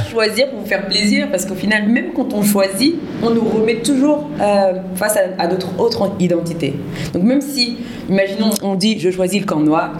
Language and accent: French; France; moved away as an adult; now in Senegal; je suis franco-sénégalaise, bissau-guinéenne. Euh, je viens de France et depuis le mois de juin 2021, je suis arrivée pour la première fois au Sénégal